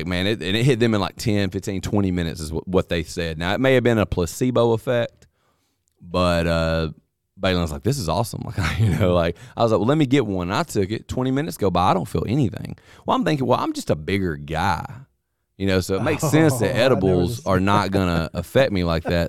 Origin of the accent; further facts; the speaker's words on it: Mississippi, United States; I don't know if he could tell that I was from Mississippi